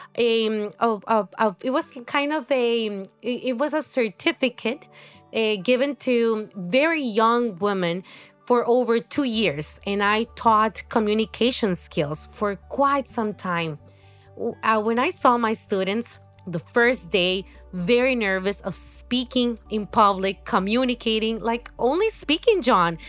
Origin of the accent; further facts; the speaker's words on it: Honduras; moved away as an adult; also born or lived in Mexico; now in Salvador de Bahia, Brazil; I'm from Honduras, uh, um, a country in Central